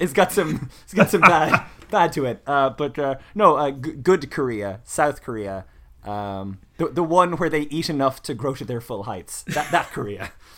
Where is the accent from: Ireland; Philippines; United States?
Ireland; now in Surrey, United Kingdom; we're all Irish